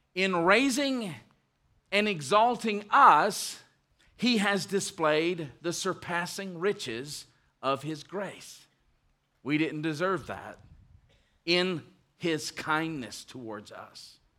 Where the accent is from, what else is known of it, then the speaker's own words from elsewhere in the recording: United States; we are American citizens, and we love the United States